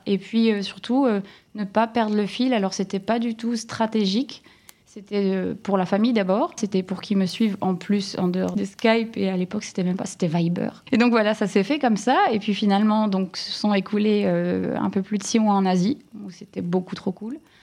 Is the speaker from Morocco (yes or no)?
no; Lille, Hauts-de-France, France; accent: ch'ti; moved away as an adult; Alors en Ch'tiland, je suis née à Lille et j'ai vraiment grandi à 15 minutes de Lille jusqu'à mes 30 ans